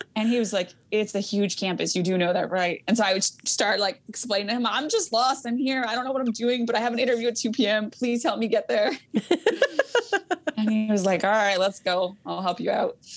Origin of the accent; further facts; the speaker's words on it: Yakima Valley, Washington, United States; also born or lived in Mexico; I was raised in the Yakima Valley